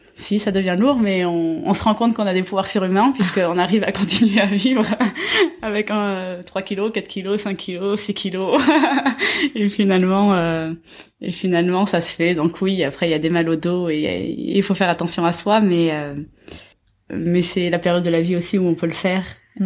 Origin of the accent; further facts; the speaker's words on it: Basque Country, France; also born or lived in Asia; now in Paris, France; Je suis originaire du Pays Basque